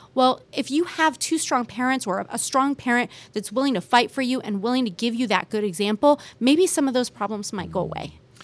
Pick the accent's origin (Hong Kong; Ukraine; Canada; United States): United States; Bay Area, California; moved away as an adult; now in Kansas City, United States; I grew up in the Bay Area